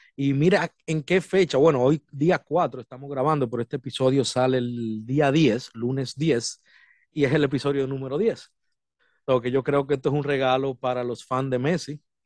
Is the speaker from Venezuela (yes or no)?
no; Dominican Republic; now in United States; soy de República Dominicana, eh, residiendo aquí en los Estados Unidos